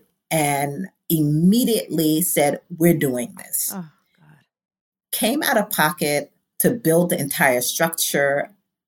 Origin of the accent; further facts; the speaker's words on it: New York City, New York, United States; I am from Brooklyn, humble beginnings, Bedford-Stuyvesant